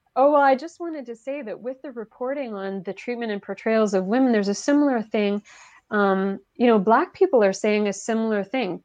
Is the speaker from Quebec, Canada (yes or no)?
yes; Quebec, Canada; first language French; English is a second language; moved away; i'm from quebec originally